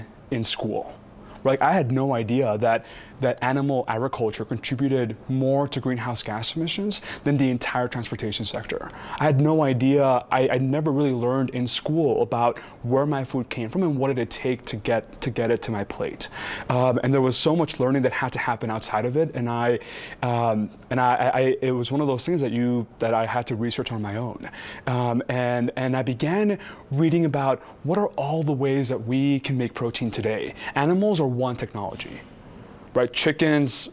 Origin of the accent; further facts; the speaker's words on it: Texas, United States; I'm from Texas. I grew up eating 2x for breakfast every morning